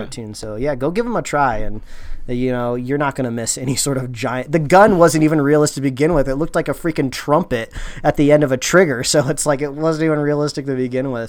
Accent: Indiana, United States; growing up in Indiana, uh, every T V show and movie you ever watched growing up called it the D M V. In Indiana, it's called the B M V

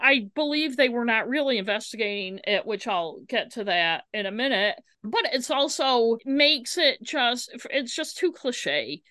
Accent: United States; I am an American

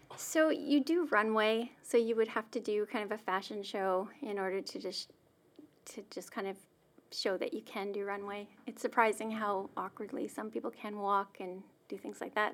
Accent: Melfort, Saskatchewan, Canada; I grew up in a small town in Saskatchewan, Melfort, Saskatchewan

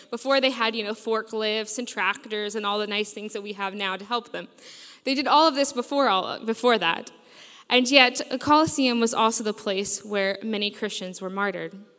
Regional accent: United States; moved away as an adult; now in Sheffield, United Kingdom; I grew up in America

